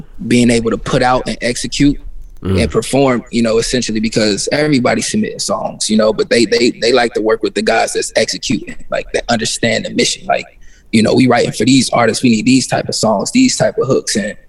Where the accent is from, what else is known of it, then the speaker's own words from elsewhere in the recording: Midwest, United States; But just growing up in the Midwest, it's kind of like living in a glass ceiling, you know.